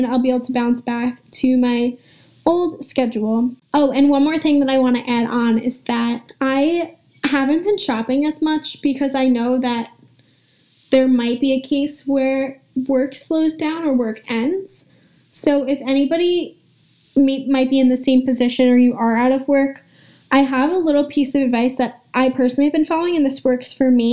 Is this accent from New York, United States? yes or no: yes; Long Island, New York, United States; I'm from Long Island